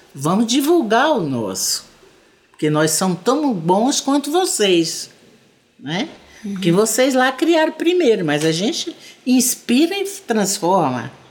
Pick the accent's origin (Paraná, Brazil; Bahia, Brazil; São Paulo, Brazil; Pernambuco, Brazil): Bahia, Brazil; Salvador; also born or lived in Goiânia / Pirenópolis; now in Goiás, Brazil; eu sou baiana, né? Sou teropolitana de Salvador